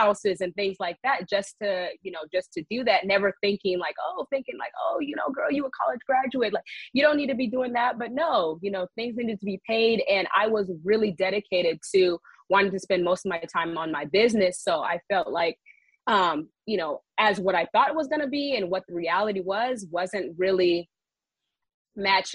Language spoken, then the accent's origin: English; the Bay Area, California, United States; also born or lived in Washington, District of Columbia, United States; now in Los Angeles, United States; I am from the Bay Area